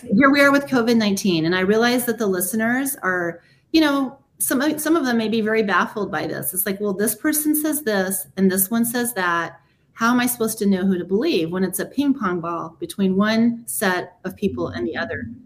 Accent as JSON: {"language": "English", "country": "United States", "tie": "born or raised there", "said": "I was born here in America."}